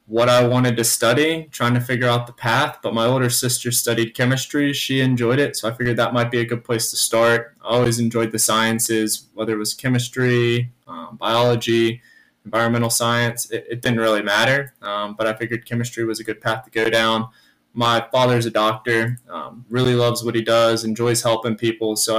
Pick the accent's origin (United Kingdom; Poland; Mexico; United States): United States; Charlotte, North Carolina; born and raised in Charlotte, grew up in the same neighborhood as Eric